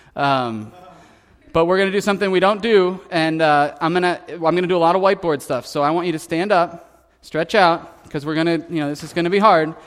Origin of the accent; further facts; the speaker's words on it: United States; growing up in America